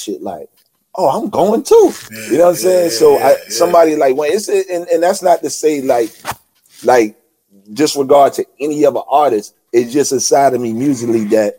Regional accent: New York City, New York, United States; I'm from Queens, I'm from Southside

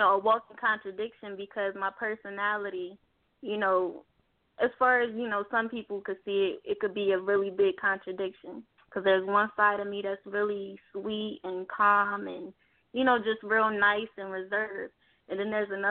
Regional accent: Harrisburg, Pennsylvania, United States; moved away as an adult; now in Atlanta, United States; we was in my hometown at the time, Harrisburg

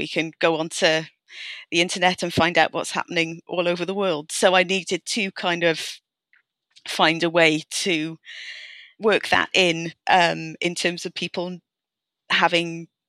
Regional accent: Wales, United Kingdom; As you might have noticed, I'm Welsh, which means that you grow up immersed in language politics, whether you want to or not.

